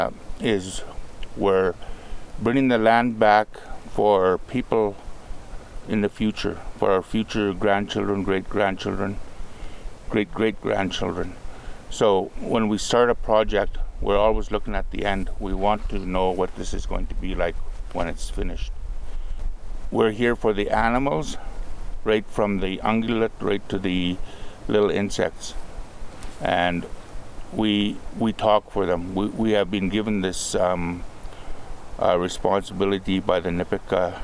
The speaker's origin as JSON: {"language": "English", "area": "Aq'am", "region": "British Columbia", "country": "Canada", "tie": "born or raised there", "said": "I am from the Akam Reserve, which is part of the Tunaha Nation. I have lived there all my life."}